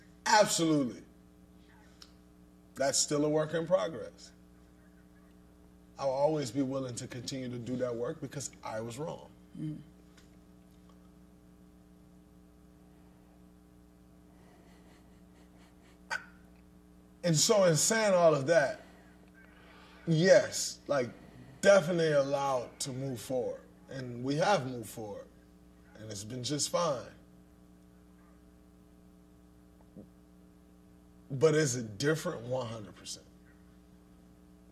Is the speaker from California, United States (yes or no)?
no; Saginaw, Michigan, United States; I grew up in Saginaw, Michigan